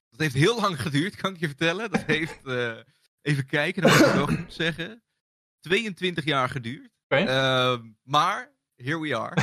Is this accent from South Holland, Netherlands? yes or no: no; Bennekom, Gelderland, Netherlands; also born or lived in Ede; ik kan me niks meer herinneren van de geboorteplaats Ede. Ik ben ook vrij snel verhuisd naar Bennekom